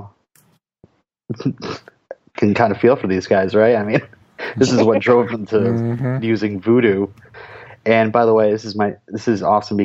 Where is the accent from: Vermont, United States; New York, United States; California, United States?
Vermont, United States; I'm from Vermont